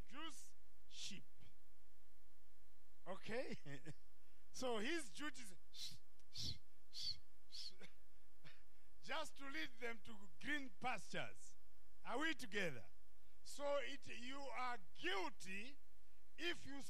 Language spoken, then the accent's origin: English; Zimbabwe; also born or lived in Malawi; I was born in Zimbabwe from a Malawian father, a Zambian mother.